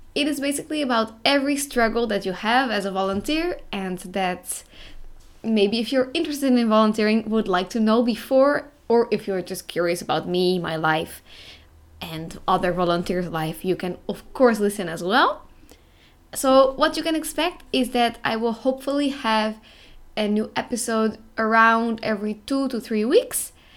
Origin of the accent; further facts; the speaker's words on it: Netherlands; moved away as an adult; now in Croatia; I am from the Netherlands